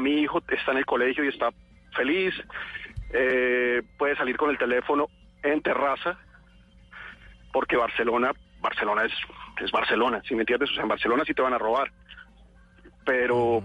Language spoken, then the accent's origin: Spanish; Colombia; moved away as an adult; now in Spain